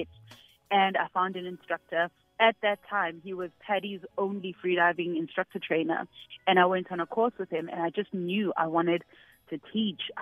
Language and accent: English; Soweto, Gauteng, South Africa; I grew up in Soweto. I'm a girl from Soweto. I grew up there my entire life.